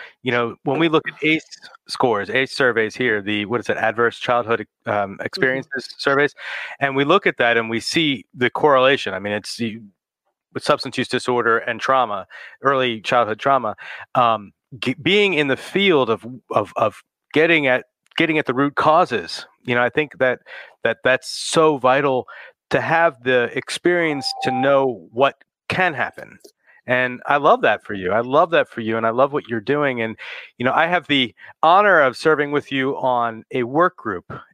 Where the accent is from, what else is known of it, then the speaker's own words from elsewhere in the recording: New Jersey, United States; my home state of New Jersey.